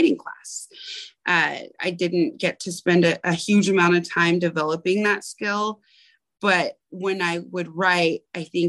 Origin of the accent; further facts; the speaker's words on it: Portland, Oregon, United States; I grew up in Portland, Oregon